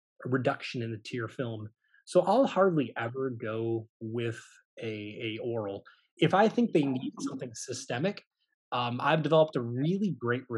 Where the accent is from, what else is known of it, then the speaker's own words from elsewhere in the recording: Michigan, United States; now in Baton Rouge, United States; I am not originally from Louisiana. I'm actually from Michigan, the Midwest